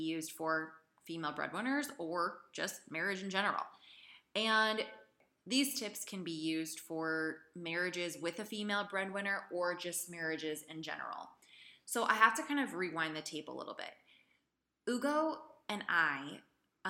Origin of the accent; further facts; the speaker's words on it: Idaho, United States; also born or lived in San Francisco, California; I'm from the United States, Idaho. I grew up in Idaho. I was born in San Francisco